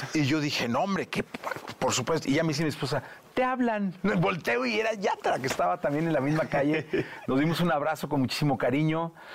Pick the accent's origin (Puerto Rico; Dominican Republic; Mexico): Mexico; cómo decimos aquí en México